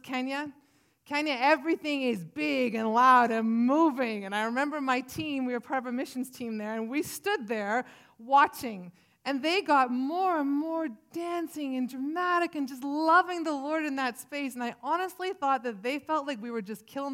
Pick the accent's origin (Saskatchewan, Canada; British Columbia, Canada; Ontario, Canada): British Columbia, Canada; Williams Lake; also born or lived in Vancouver Island / Prince George; I was born in Williams Lake, big, bustling town of Williams Lake